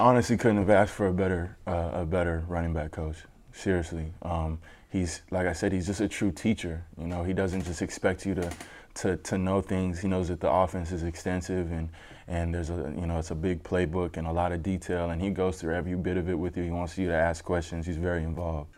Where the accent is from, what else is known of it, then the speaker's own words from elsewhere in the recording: Denver, Colorado, United States; moved away; I'm from Denver